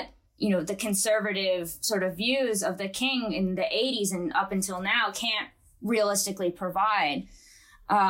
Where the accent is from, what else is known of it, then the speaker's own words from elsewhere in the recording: United States; I'm American